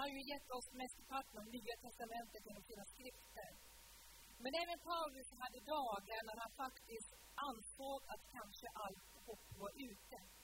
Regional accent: Sula, Møre og Romsdal, Norway; moved away; möten hemma på Sula när jag växte upp, på den lilla ön vid Ålesund

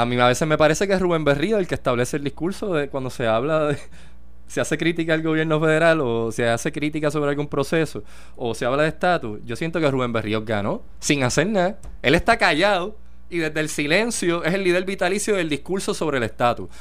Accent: Puerto Rico

